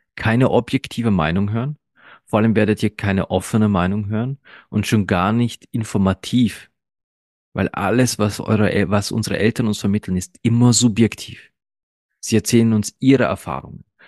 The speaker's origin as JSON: {"language": "German", "country": "Austria", "tie": "born or raised there", "second_language": "German", "said": "ich bin kein gebürtiger Österreicher. Nein. Und ich bin auch erst mit drei Jahren nach Österreich gekommen"}